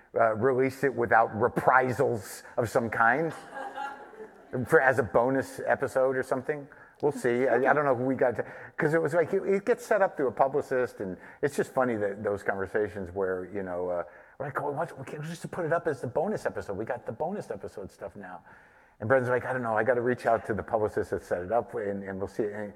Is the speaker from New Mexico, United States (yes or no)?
yes; New Mexico, United States; I grew up in New Mexico